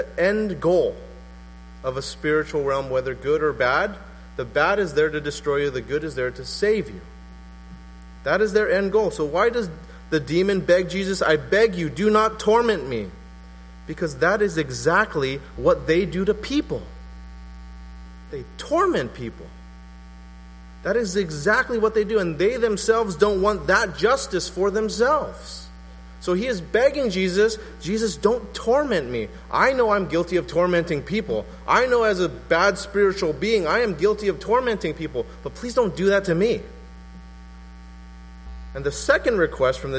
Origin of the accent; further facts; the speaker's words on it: West Covina, California, United States; moved away; also born or lived in La Puente; where I grew up, it was a nice little suburb called West Covina